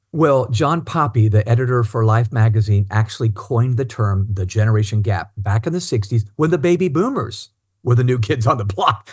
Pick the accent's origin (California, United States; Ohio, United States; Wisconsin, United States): Ohio, United States; Cincinnati; also born or lived in Indiana; when I was pretty young, we moved to Cincinnati, Ohio